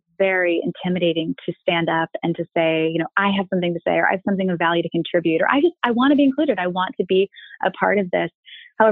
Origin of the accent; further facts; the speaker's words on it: Annapolis, Maryland, United States; moved away as an adult; now in San Francisco, United States; I'm from Annapolis